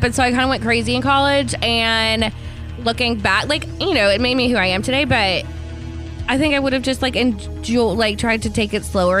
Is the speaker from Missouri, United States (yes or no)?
yes; Kansas City, Missouri, United States; Because I'm from Kansas City.